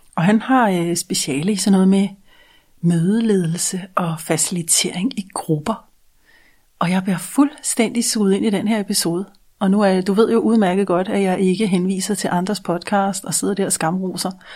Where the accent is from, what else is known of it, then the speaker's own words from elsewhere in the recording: Denmark; en dansker med et ikke-dansk mindset